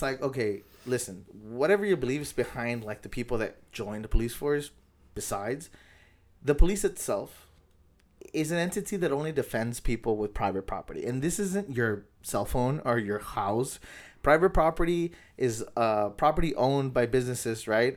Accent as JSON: {"language": "English", "town": "National City", "region": "California", "country": "United States", "tie": "born or raised there", "said": "I grew up in National City, and it's just, like, I live in National City"}